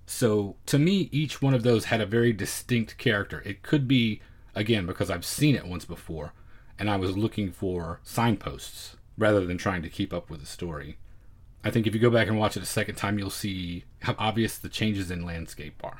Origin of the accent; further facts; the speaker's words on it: United States; as an American viewer